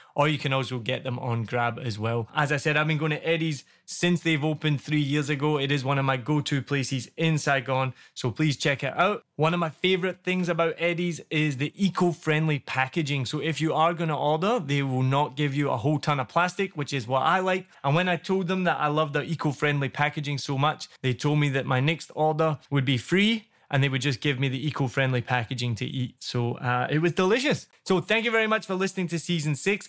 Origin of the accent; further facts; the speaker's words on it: Scotland, United Kingdom; accent: Scottish; now in Vietnam; I'm Scottish